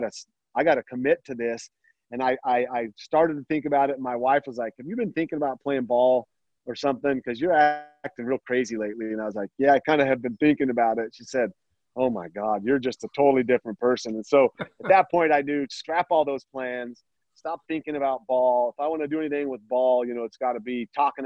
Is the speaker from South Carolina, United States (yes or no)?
no; Sawtooth, Idaho, United States; We grew up in the Sawtooth